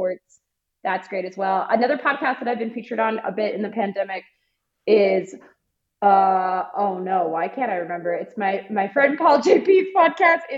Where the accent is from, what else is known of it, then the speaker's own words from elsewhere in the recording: Alberta, Canada; I grew up in Alberta as a kid